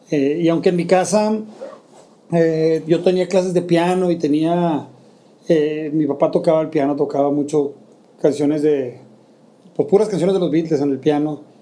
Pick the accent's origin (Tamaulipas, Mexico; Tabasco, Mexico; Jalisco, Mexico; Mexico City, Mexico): Mexico City, Mexico; Poca gente sabe que soy chilango porque realmente mi familia es mm, tal vez de lo más neolonés que se pueda hacer, ¿no?